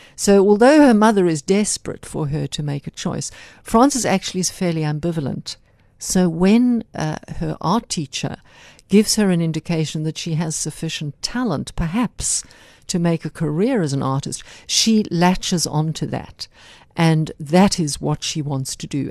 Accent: South Africa; also born or lived in United Kingdom; I was born in South Africa. I'm the granddaughter of Irish grandparents who migrated to this country over a century ago. Mm-hmm. So I have Irish stock, but South Africa is my home.

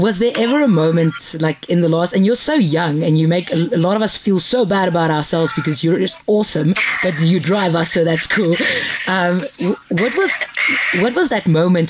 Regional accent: South Africa; as a South African.

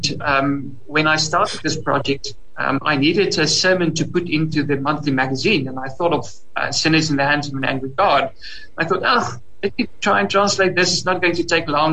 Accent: Free State, South Africa; first language Afrikaans; English is a second language; I speak Afrikaans. It's my home language. And I'm from the Free State as well.

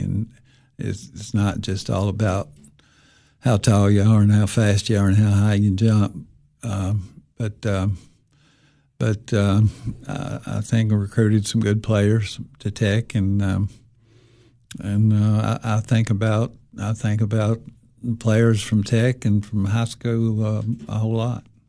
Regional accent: Jackson County, Tennessee, United States; I grew up in Jackson County.

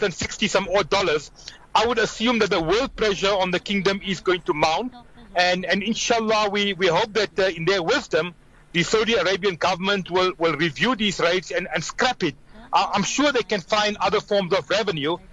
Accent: South Africa; we as South Africans

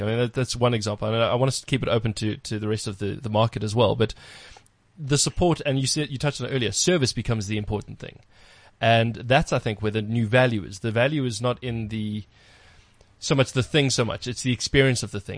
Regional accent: South Africa; being proudly South African.

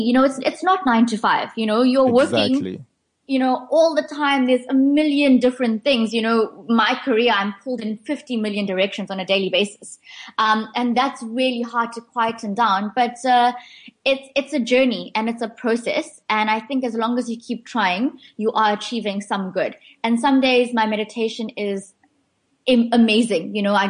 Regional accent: India; well, I'm Indian. I love India.

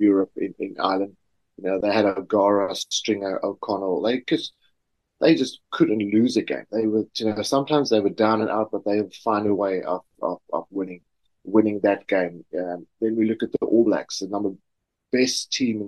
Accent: Swellendam, Western Cape, South Africa; as a schoolboy growing up in South Africa, small little town of Swellendam

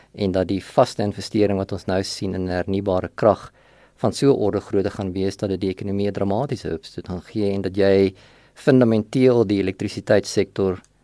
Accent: Vanderbijlpark, Gauteng, South Africa; also born or lived in Sasolburg, Free State; ek is in Sasselburg gebore. Ehm um, en het daar vir 'n rukkie skool gegaan en toe trek ons net oor kant die Varevier na van Nabel toe. En daar het ek my laerskool loopbaan voltooi, hoërskool loopbaan voltooi

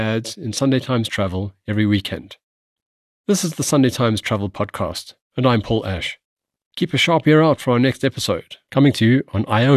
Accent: South Africa; We South Africans

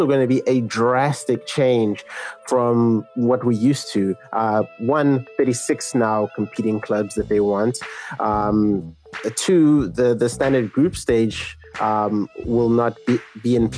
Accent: South Africa; I, as a South African

